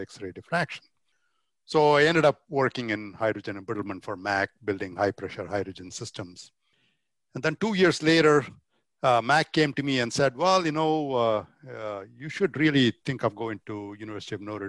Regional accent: Chennai, Tamil Nadu, India; born or raised there; moved away as an adult; also born or lived in Virginia, United States; now in United States

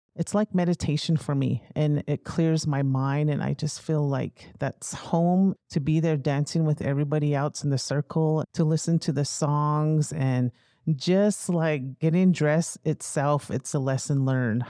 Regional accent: United States; moved away as an adult; also born or lived in North Dakota; now in New Mexico, United States; I grew up on the Navajo Reservation with my mother's side of the family

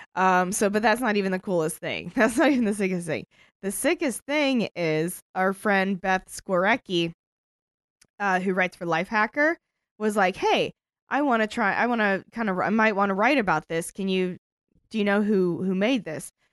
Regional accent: United States; we're American

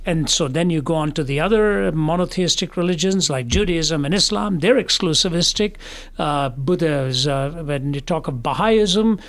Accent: Delhi, India; moved away; also born or lived in Kerala / Chennai; I was raised in Delhi, which is in the north

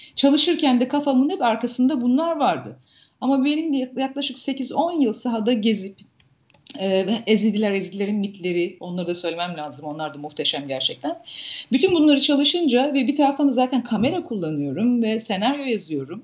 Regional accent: Turhal, Tokat, Turkey; ben Tokat'ta büyüdüm, Tokat Turhal'da büyüdüm.

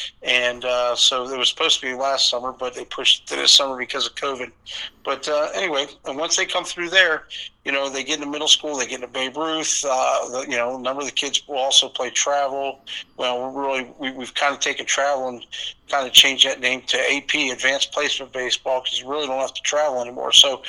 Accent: Vienna, Virginia, United States; I'm homegrown. I grew up in Vienna, played in Vienna

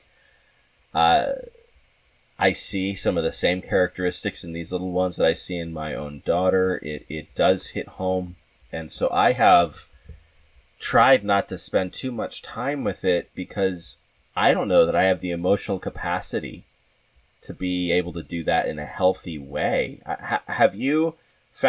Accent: Southwest, United States; now in New York, United States; I'm from the Southwest

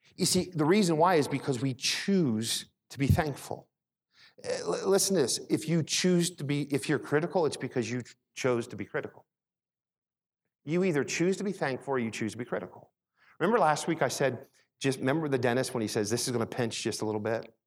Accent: Philadelphia, Pennsylvania, United States; also born or lived in Michigan; When I was really young, we moved to Philadelphia. We moved from Michigan to Philadelphia.

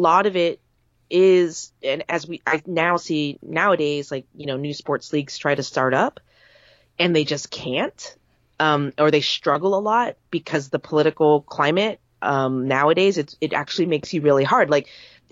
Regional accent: United States; as an American

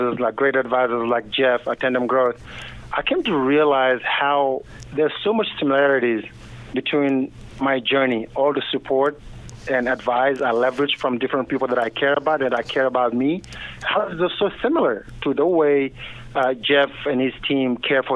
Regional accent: Senegal; moved away; also born or lived in Kansas, United States; I was born and raised in Senegal, West Africa

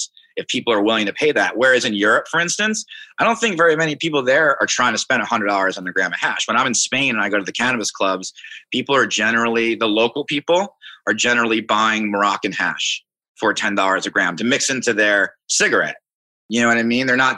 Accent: Long Island, New York, United States; moved away as an adult; also born or lived in Ithaca, New York / Seattle, Washington; now in Philadelphia, United States; I grew up on Long Island, actually, Long Island, New York

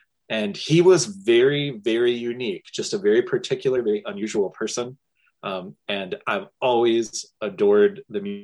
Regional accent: Louisville, Kentucky, United States; So I grew up in Louisville, Kentucky. I'm born and raised here

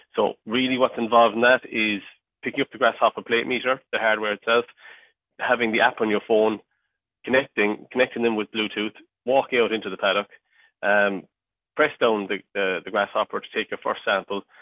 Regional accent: mid Cork, Munster, Ireland; I'm from Cork, um, and uh, so yeah, I was, I was uh, born and raised on a, a dairy farm and um, in, in mid Cork

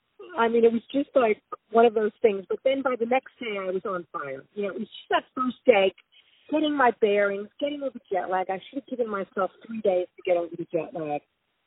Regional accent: New York, United States; I mean, I'm a New Yorker, and New York's my town.

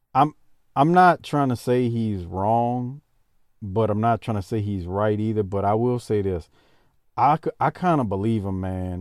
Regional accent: Louisiana, United States; I was, uh, growing up in Louisiana

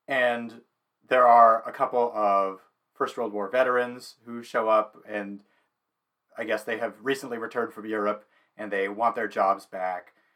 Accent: Saskatoon, Saskatchewan, Canada; I grew up in Saskatoon

